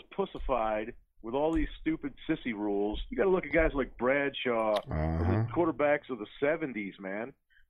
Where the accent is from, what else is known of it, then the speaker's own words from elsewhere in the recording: Michigan, United States; I'm from Michigan.